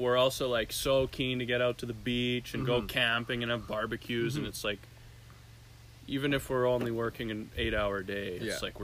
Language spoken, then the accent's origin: English; Red Deer, Alberta, Canada; I grew up on Oberlin Avenue in Oriole Park